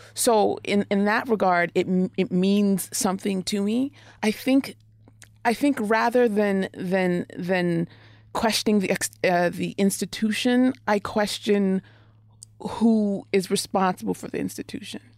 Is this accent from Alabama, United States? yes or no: no; Oklahoma, United States; moved away; also born or lived in Washington, D.C. area; I grew up in Oklahoma